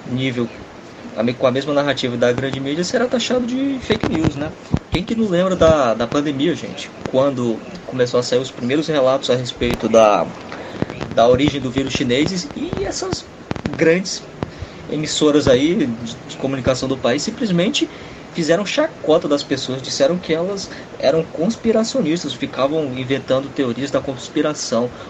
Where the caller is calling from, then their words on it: Santa Teresa do Silvino, Brazil; aqui da Santa Teresa do Silvino.